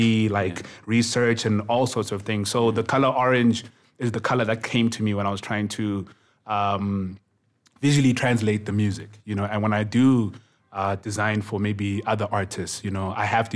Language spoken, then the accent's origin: English; Kokstad, KwaZulu-Natal, South Africa; also born or lived in Durban; I was coming from Kokstad